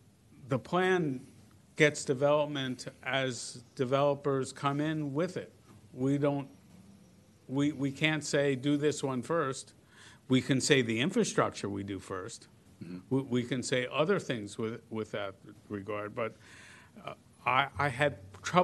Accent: New Jersey, United States; moved away; I am from New Jersey

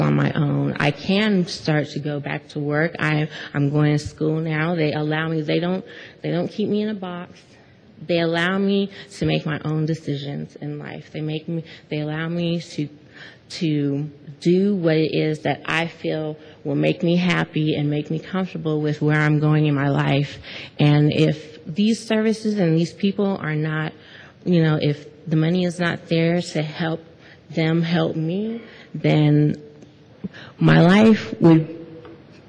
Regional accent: Monterey County, California, United States; moved away; I'm from Monterey County

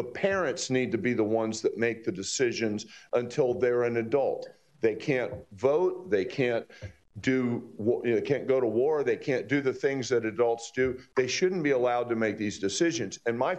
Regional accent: Fort Lauderdale, Florida, United States; something that growing up in Fort Lauderdale, I saw from a very young age

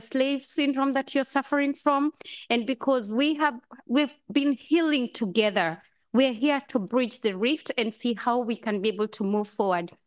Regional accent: Kenya; now in San Francisco, United States; I'm Kenyan first, I'm African first, and an African American

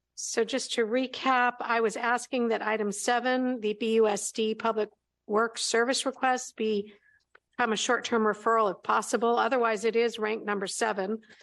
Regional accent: Berkeley, California, United States; when I was growing up in Berkeley

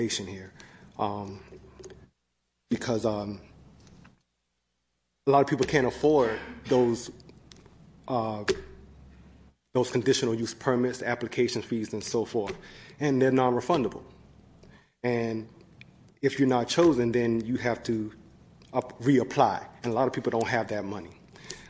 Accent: Georgia, United States; moved away as an adult; now in Sacramento, United States; I'm from Georgia. I moved here about 2.5 years ago, and I just recently moved to Sacramento in July.

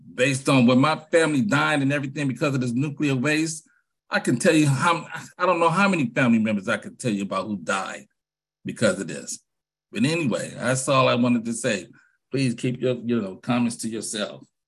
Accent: San Francisco, California, United States; I'm from Hunters Point, born on Navy Road.

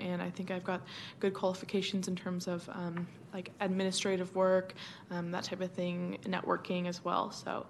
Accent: Roseville, California, United States; also born or lived in Reno, Nevada; now in Sacramento, United States; I grew up in Roseville, California, and came back to Sacramento

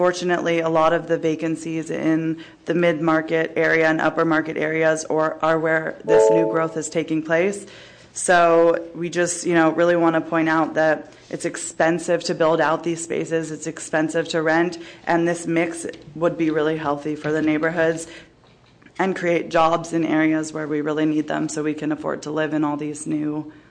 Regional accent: San Francisco, California, United States; Thanks for having me. Um, I'm born and raised in San Francisco.

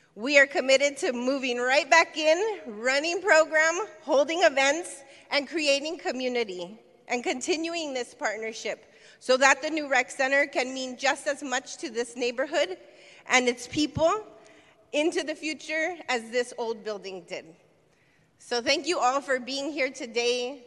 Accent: San Francisco, California, United States; I was born and raised in San Francisco, and I've lived in the South of Market uh, for over 20 years

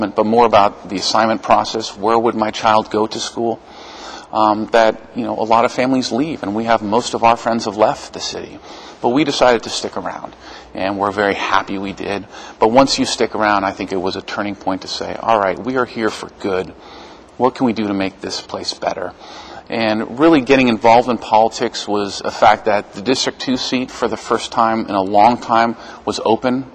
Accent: San Francisco, California, United States; also born or lived in Los Angeles / Dublin; I'm a born and raised San Franciscan

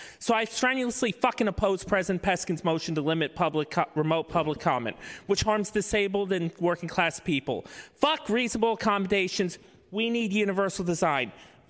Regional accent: Jersey Shore, New Jersey, United States; Even though I am Italian from the Jersey Shore

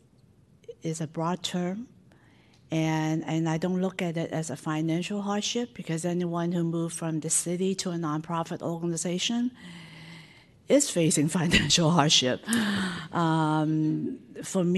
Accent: San Francisco, California, United States; I grew up in Chinatown and I still live near it

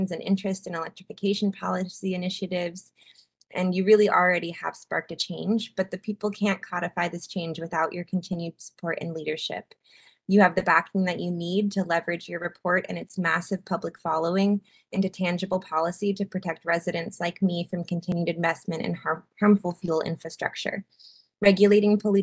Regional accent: Portland, Oregon, United States; I was born and raised in Portland

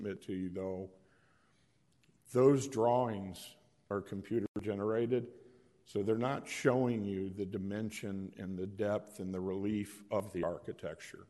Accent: Chicago, Illinois, United States; moved away; I'm from Chicago, so I know brownstones real well, and I built a lot of them

